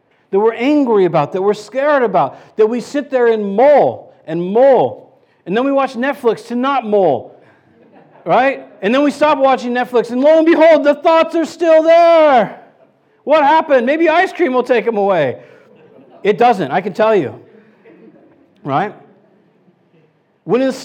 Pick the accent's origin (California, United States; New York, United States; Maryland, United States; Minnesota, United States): California, United States; San Luis Obispo; I'm from San Luis Obispo, California.